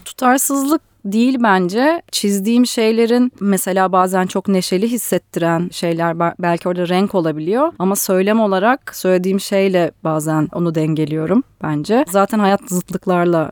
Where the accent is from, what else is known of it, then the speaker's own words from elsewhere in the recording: Ankara, Turkey; moved away as an adult; now in Istanbul, Turkey; ben evet Ankara'da büyüdüm okudum